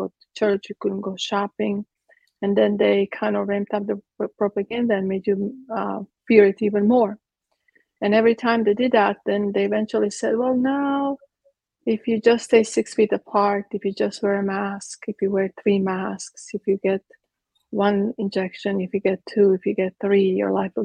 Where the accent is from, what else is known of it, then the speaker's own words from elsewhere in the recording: Croatia; now in Texas, United States; I was born in Croatia. In Yugoslavia at the time